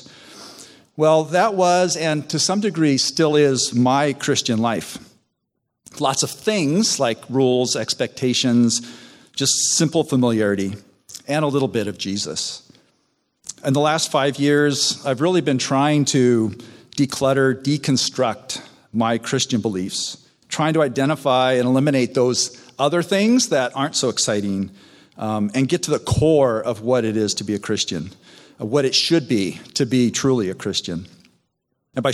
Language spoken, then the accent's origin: English; Southern California, United States; also born or lived in Chicago; We then moved to Southern California